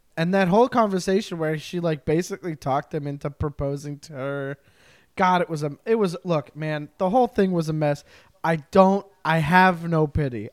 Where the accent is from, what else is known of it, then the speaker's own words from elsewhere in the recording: Montreal, Quebec, Canada; I am an East Coast boy. I am from Montreal.